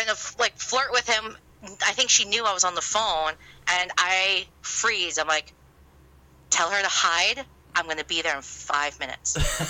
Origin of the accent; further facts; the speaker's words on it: New Jersey, United States; I can't deny that I'm not from that part of Jersey because I'm from Central East Coast by the Jersey Shore.